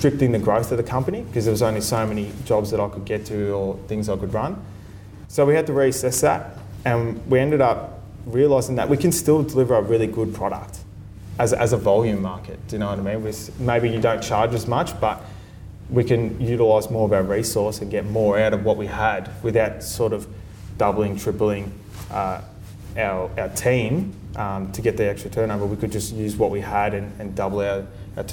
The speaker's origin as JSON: {"language": "English", "town": "Sunbury", "region": "Victoria", "country": "Australia", "tie": "born or raised there", "said": "I was a kid from Sunbury that was a tradesman"}